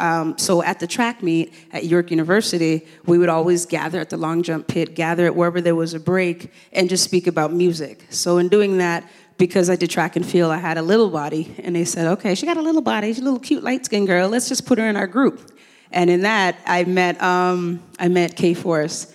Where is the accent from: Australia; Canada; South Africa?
Canada; Toronto, Ontario; also born or lived in Kingston, Jamaica; I came here when I was six years old